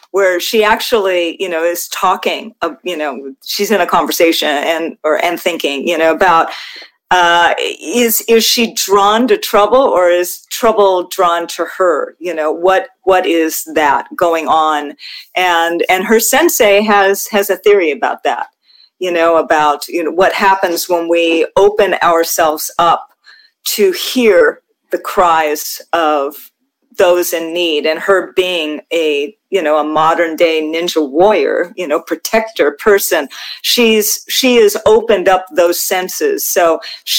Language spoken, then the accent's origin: English; Hawaii, United States; moved away; I'm from Hawaii and I'm Hawaiian, Chinese, Norwegian. So, you know, I've got that mixed race thing going on. I grew up in a multicultural place